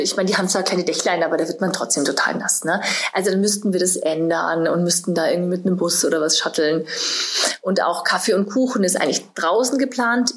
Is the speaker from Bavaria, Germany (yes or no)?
yes; Munich, Bavaria, Germany; now in Berlin, Germany; ich bin ja aus München gebürtig